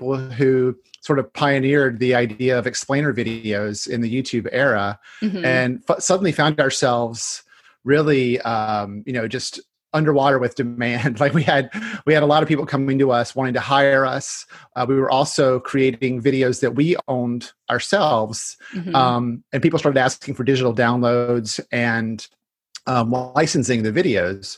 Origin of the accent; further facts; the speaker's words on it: North Carolina, United States; now in Washington, United States; I grew up in North Carolina